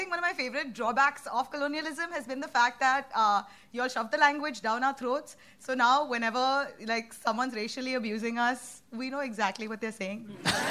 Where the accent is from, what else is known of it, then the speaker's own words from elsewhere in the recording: India; As an Indian